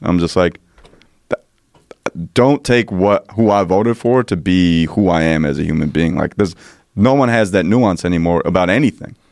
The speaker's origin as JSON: {"language": "English", "region": "New Jersey", "country": "United States", "said": "I'm from Jersey"}